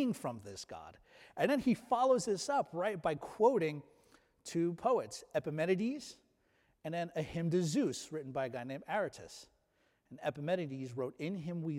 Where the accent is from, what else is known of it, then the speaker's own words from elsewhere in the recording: United States; we as Americans